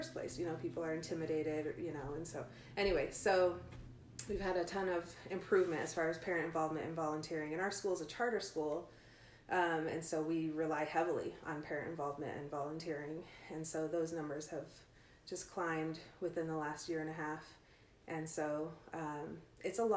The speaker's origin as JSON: {"language": "English", "area": "outside of Chicago", "region": "Illinois", "country": "United States", "tie": "born or raised there", "moved": "yes", "lives_now": "Ogden, United States", "said": "I grew up outside of Chicago"}